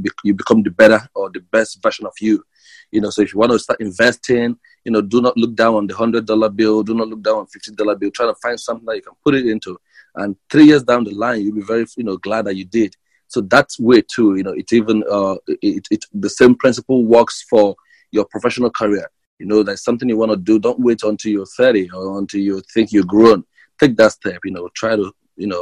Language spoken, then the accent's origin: English; Nigeria; moved away as an adult; now in United States; I come from Nigeria. Originally, I moved to the United States about 3 years ago